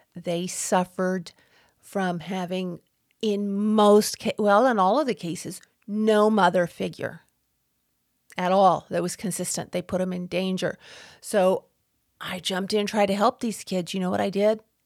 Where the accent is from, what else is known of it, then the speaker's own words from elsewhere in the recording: Texas, United States; growing up in Texas, not wearing shoes on the farm